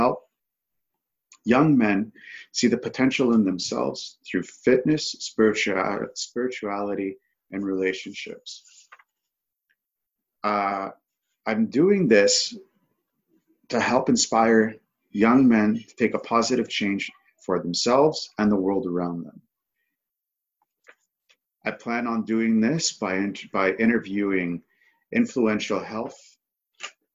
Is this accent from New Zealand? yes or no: no; Toronto, Ontario, Canada; I'm from Toronto, Ontario, Canada